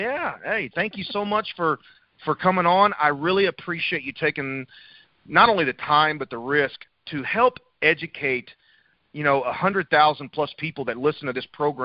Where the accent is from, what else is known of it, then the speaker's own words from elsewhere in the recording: Memphis, Tennessee, United States; moved away; also born or lived in St. Louis; I've lived in the South. I was born outside of Memphis.